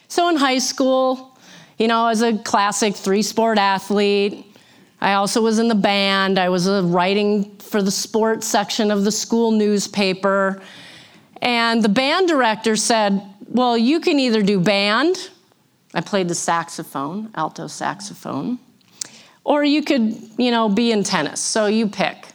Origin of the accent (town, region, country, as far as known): St. Cloud, Minnesota, United States; born or raised there; also born or lived in Missouri